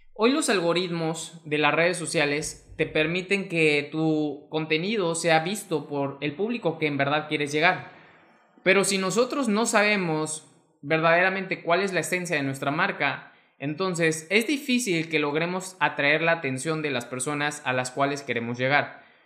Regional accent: Mexico; mexicano, emprendedor y empresario

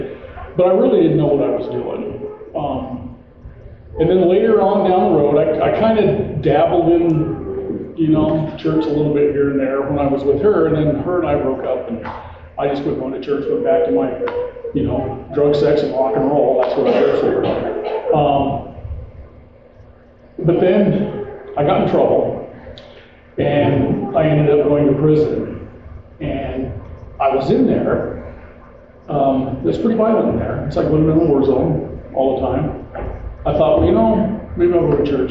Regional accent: Twin Falls, Idaho, United States; moved away as an adult; now in Boise, United States; I'm from Idaho. I was raised in Twin Falls. I've been living here in Boise for 37 years

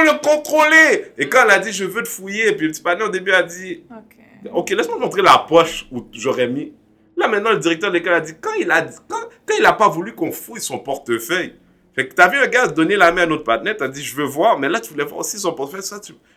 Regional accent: Quebec, Canada; je suis un haïtien, je, suis un, Québécois d'origine haïtienne, un Canadien d'origine haïtienne

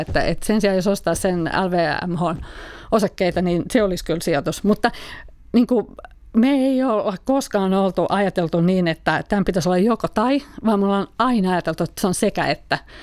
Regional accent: Finland; moved away; mä edustan kuitenkin sitä ikäpolvea, jota on Suomessa paljon, jolla ei ole opittu sijoittamista kotona

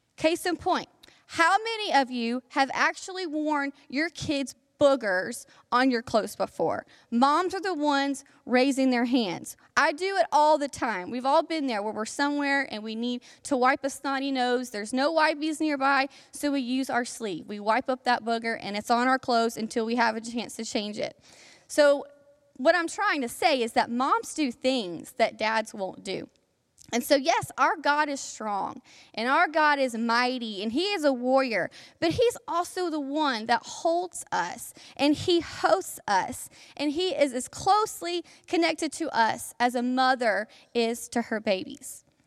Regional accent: South Alabama, United States; I am from South Alabama, okay? And all of the stereotypes that you think about when you think about Alabamians, I, I fit all those stereotypes. So that was a part of my childhood. And I am very proud of my Alabama upbringing

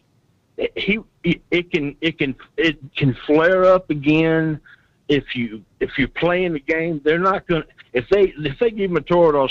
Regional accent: Beaumont, Texas, United States; now in Nashville, United States; I grew up in Beaumont, Texas. I'm in Nashville now

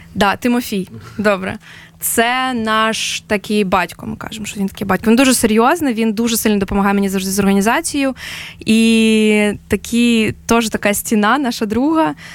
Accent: Ukraine; ми з України

